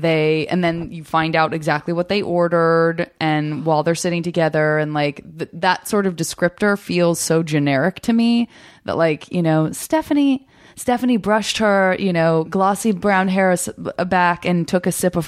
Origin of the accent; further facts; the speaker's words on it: Arizona, United States; also born or lived in San Francisco; And I'm from Arizona. So yeah, I would read the Arizona issue.